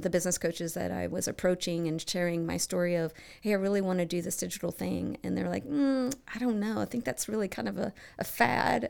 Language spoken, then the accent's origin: English; Bowling Green, Kentucky, United States; moved away as an adult; now in Cincinnati, United States; I grew up in Bowling Green, Kentucky